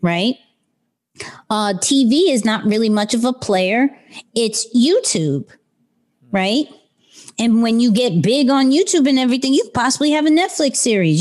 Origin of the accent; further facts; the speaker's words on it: New York City, New York, United States; I'm still kid from Queens